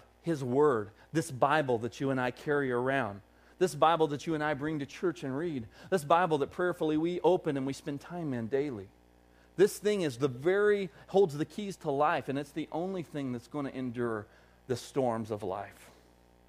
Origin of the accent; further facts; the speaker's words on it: Arkansas, United States; accent: Southern; now in Wisconsin, United States; this Arkansas boy, the longer he stays in Wisconsin, is going to get an accent